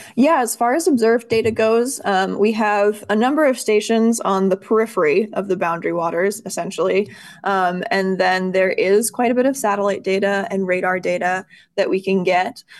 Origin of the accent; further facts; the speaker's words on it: Bayfield, Wisconsin, United States; moved away as an adult; also born or lived in Madison, Wisconsin; now in Duluth, United States; I'm actually originally from Bayfield on the South Shore